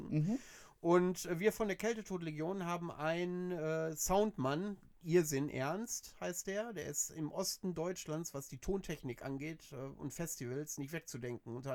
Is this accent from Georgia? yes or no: yes; Georgia; Ich komme aus Georgien.